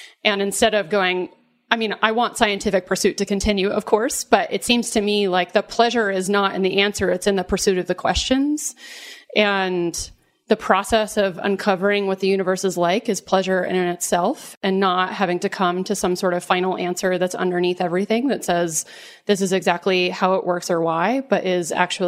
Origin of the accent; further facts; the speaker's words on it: the South, United States; And I remember growing up in the South and hearing, you know, stories about Jesus